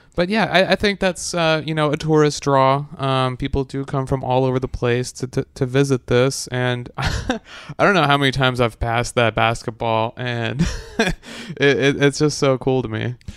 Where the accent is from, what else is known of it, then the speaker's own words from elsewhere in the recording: Wisconsin, United States; now in Knoxville, United States; I come from Wisconsin